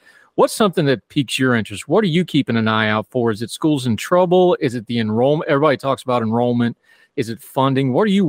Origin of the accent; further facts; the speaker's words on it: Appalachia, United States; now in -; I'm different, even though I'm from there. Mm-hmm. I mean, it's a thing. I go to Walmart because my accent's gotten soft too because, you know, I've been gone too long. But after about third day, the hills and hollers and yonders come back real fast.